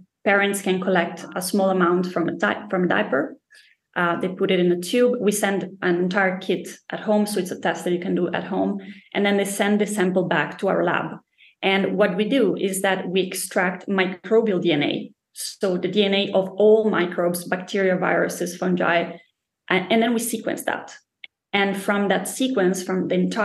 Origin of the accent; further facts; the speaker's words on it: Italy; also born or lived in Spain / United States / Denmark; now in Stockholm, Sweden; I'm originally from Italy, from a very small town.